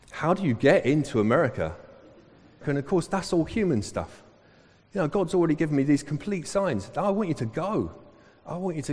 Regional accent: Sacramento, California, United States; We're from Sacramento in California

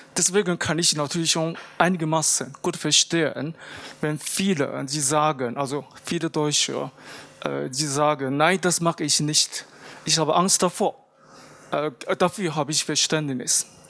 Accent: Japan; moved away; bei uns in Japan

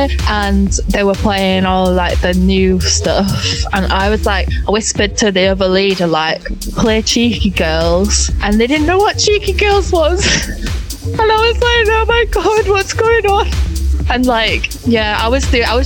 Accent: Bradford, Yorkshire and the Humber, United Kingdom; moved away as an adult; also born or lived in Huddersfield / Leeds; now in Bristol, United Kingdom; I'm from Bradford, which is next to Leeds.

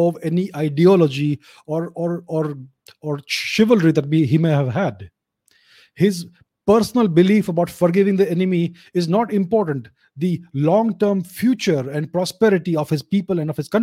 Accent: India; I am speaking as an Indian

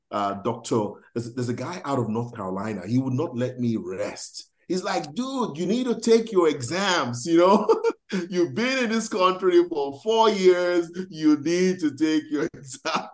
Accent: Nigeria; moved away as an adult; now in United States; I know I'm Nigerian.

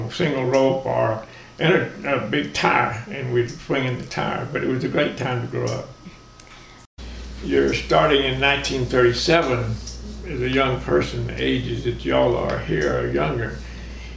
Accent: Mineola, Texas, United States; I grew up in Mineola, Texas

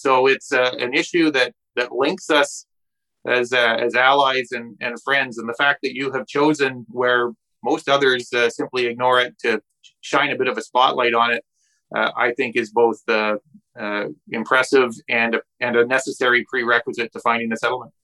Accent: British Columbia, Canada; Canadians and British Columbians and producers here

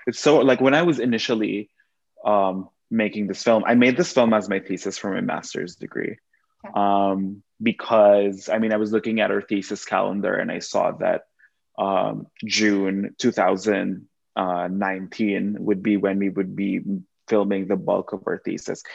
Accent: Quezon City, Metro Manila, Philippines; moved away as an adult; now in United States; I was born and raised in Manila in the Philippines specifically Quezon City

